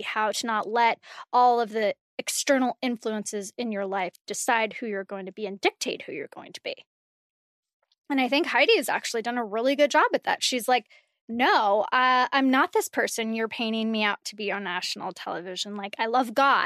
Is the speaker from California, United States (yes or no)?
yes; California, United States; I'm from California